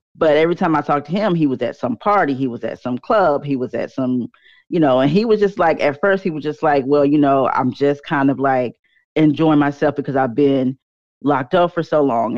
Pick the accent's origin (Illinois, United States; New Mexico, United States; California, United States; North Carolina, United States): North Carolina, United States; also born or lived in Charlotte, North Carolina; I'm born and raised in North Carolina